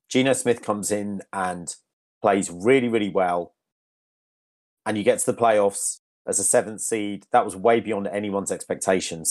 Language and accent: English; Yorkshire and the Humber, United Kingdom; moved away; I'm currently in Leeds, um, in Yorkshire. the county of my birth